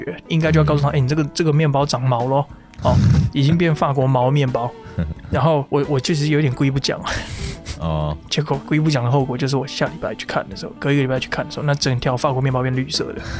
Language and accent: Chinese; Taiwan; 我们台湾人